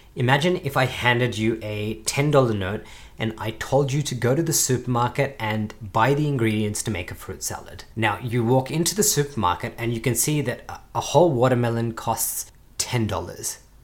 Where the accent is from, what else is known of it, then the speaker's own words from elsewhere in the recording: Australia; as an Australian